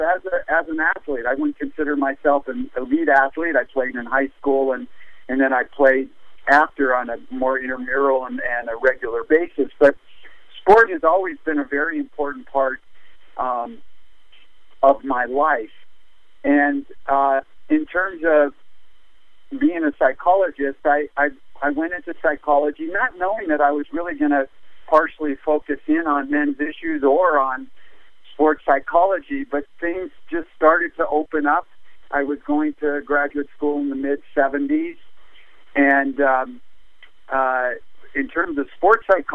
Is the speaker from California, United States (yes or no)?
yes; Los Angeles, California, United States; I grew up in North Hollywood, and in the 50s